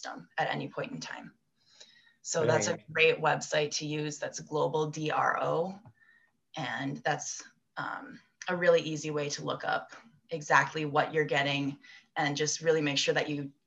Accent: United States; moved away as an adult; also born or lived in Newcastle, United Kingdom; I'm from the States

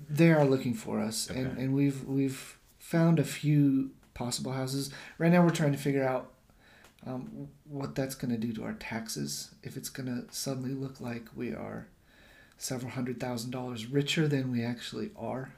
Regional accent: United States; moved away as an adult; now in Japan; I'm American

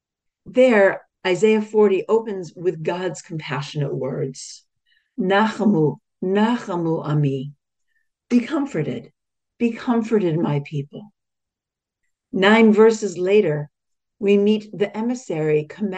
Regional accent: Australia; an Australian Jewish woman. I am neither Israeli nor Palestinian, but I am a Jew in Australia

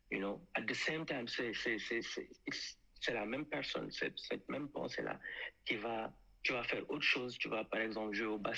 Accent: France; Je sais que je suis un français.

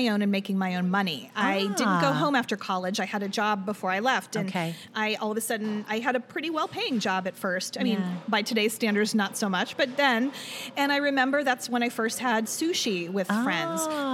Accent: Pittsburgh, Pennsylvania, United States; moved away as an adult; now in Cleveland, United States; I grew up in Pittsburgh.

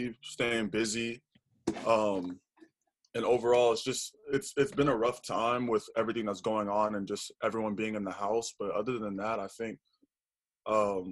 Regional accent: Austin, Texas, United States; also born or lived in New York; I was born and raised in Austin

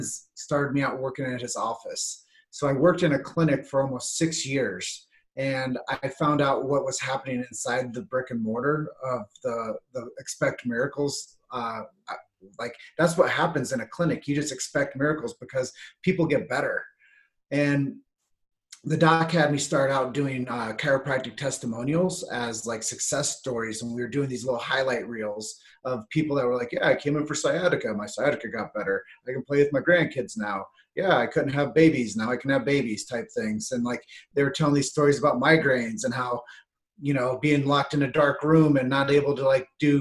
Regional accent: Davenport, Iowa, United States; my hometown, which is Davenport, Iowa

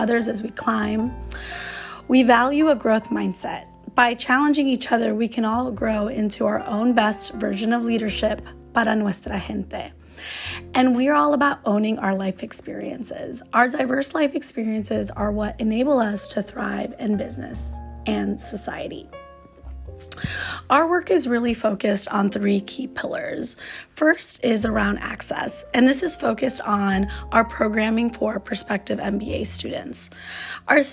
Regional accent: Chicago, Illinois, United States; now in San Francisco, United States; I grew up in Chicago

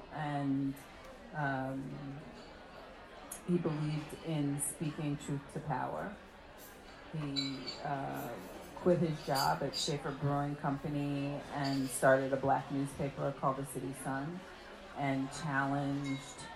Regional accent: New York City, New York, United States; I was born in Bed-Stuy.

